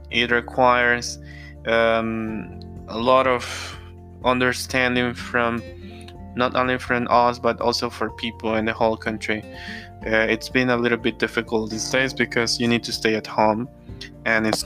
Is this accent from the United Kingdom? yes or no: no; Mexico; I'm from Mexico